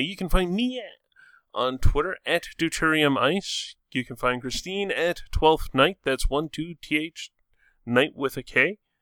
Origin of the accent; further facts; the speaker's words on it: Edmonton, Alberta, Canada; I'm from Edmonton, Alberta, Canada, which means, yeah. I'm Canadian